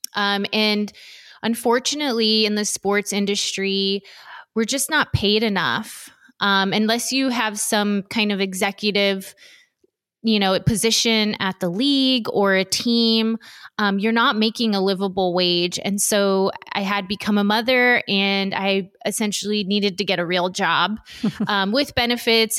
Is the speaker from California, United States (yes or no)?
yes; Los Angeles County, Southern California, United States; I was born and raised in Southern California, um, Los Angeles County specifically